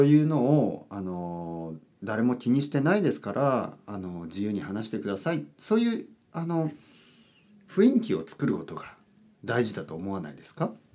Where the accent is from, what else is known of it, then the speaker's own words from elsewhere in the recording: Japan; first language Japanese; 僕は日本人です。